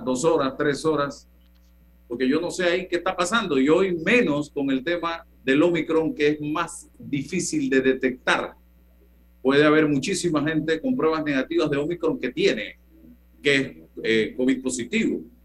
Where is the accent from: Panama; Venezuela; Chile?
Panama; el panameño